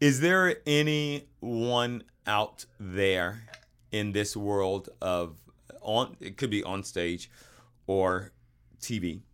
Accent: the South, United States; we grew up in the South

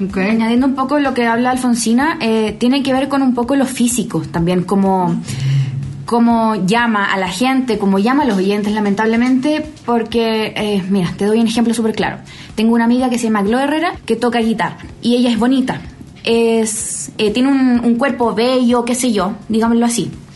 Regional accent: Chile; accent: Chilean; moved away as an adult; now in Mexico City, Mexico; Yo eh, vengo de Chile. llegué hace dos meses ya a Ciudad de México

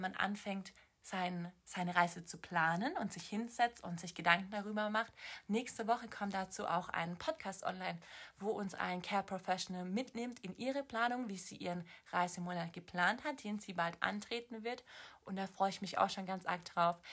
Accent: Swabia, Baden-Württemberg, Germany; moved away; Ich komme aus dem Schwabenland, deswegen sage ich schwätzen

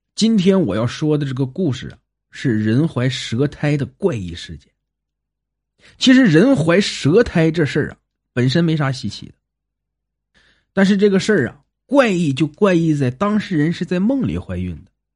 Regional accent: Songyuan, Jilin, China; 是发生在东北吉林省松原市聚宝镇靠山村儿的事儿，也是我老家的事儿

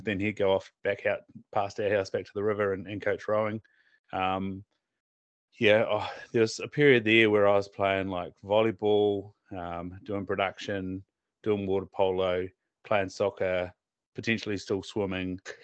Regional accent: Southland, New Zealand; now in North Island, New Zealand; we we're from Southland

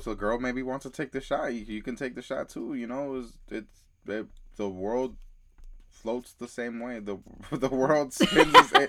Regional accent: Alabama, United States; I had this one friend growing up in Alabama

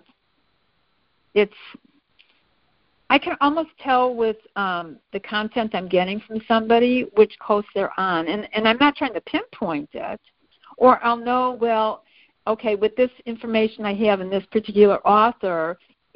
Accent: Midwest, United States; we're both from the Midwest

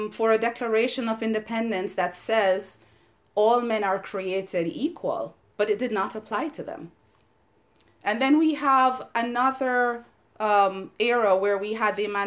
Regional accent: Jamaica; moved away as an adult; now in United States; here I was growing up in Jamaica, where I'm part of the majority

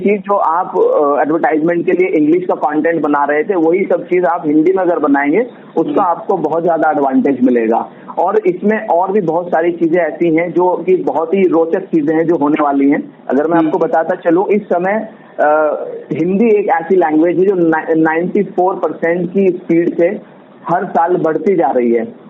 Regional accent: Haridwar, Uttarakhand, India; मैं हरिद्वार सिटी से हूँ और वहाँ पर मैं बिजनेस रन कर रहा हूँ

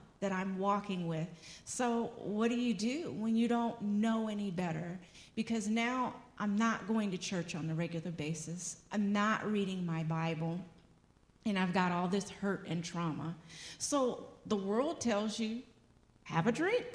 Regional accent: Los Angeles, California, United States; growing up in Los Angeles, the color of my skin, I was discriminated against

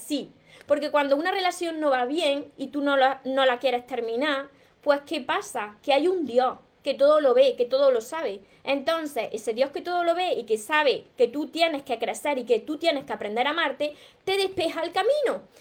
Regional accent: Córdoba, Andalusia, Spain; yo me como la S porque soy cordobesa

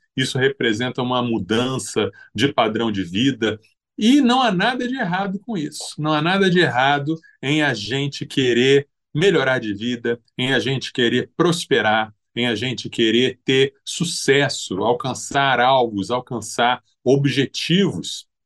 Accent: Brazil; nós somos um país originalmente é uma, um país de formação católica, desde que os portugueses chegaram aqui

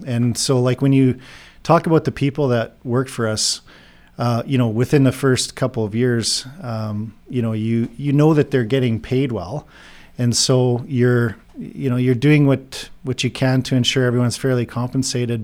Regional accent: Saskatchewan, Canada; moved away as an adult; also born or lived in Drayton Valley, Alberta; now in Texas, United States; I'm actually originally from Bean Fate, Saskatchewan, uh, fifth generation farmer out there.

